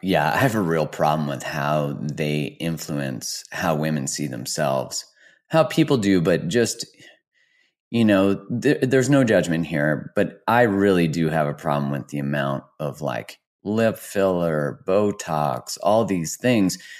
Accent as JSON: {"language": "English", "country": "Canada", "said": "as a Canadian"}